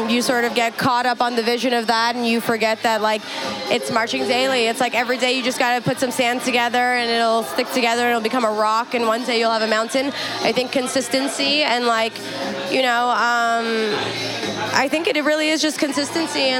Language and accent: English; Afghanistan; You know, I'm from Afghanistan. Like it's in my blood to want to show up and.